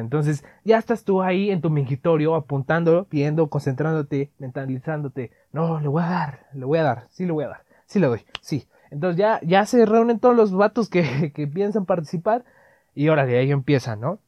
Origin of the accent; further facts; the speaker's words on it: Mexico City, Mexico; accent: chilango; nosotros, en eh, según nosotros, los, chilangos, no tenemos acento